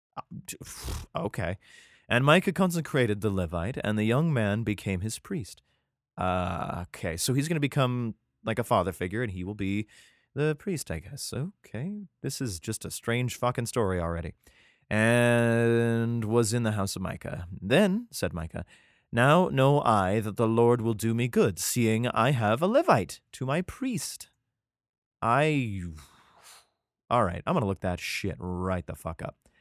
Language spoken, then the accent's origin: English; United States; my home country